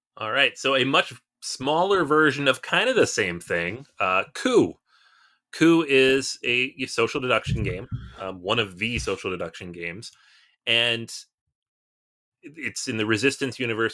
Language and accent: English; United States; we're American